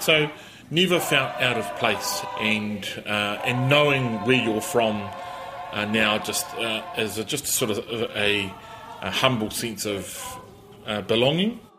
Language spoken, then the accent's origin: English; Auckland, New Zealand; also born or lived in Waikato; I just went Auckland uh, because that's where I'd lived.